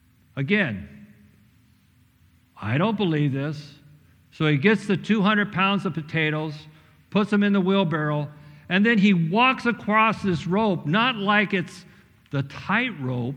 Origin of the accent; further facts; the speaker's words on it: Missouri, United States; That's better than me, because I'm like Craig. I'm from Missouri. Show me.